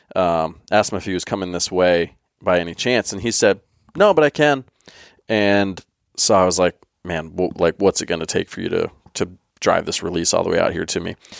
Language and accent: English; Pennsylvania, United States; another guy that grew up in Pennsylvania